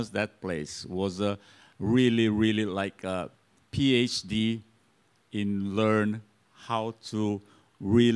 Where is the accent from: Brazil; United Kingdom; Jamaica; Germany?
Brazil; also from Brazil